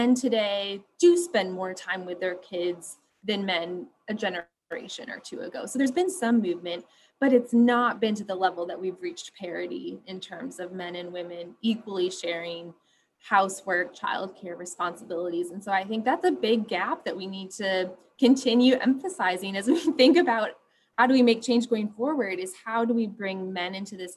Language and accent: English; West Michigan, United States; I grew up in West Michigan, which is a pretty conservative, homogenous area of the country